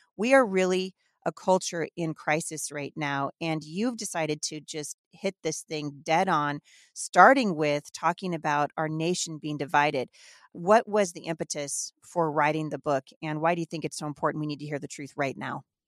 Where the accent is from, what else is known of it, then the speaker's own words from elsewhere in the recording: Northern United States, United States; accent: Northern; I'm not from the South, so really, I've been told I just have a Northern accent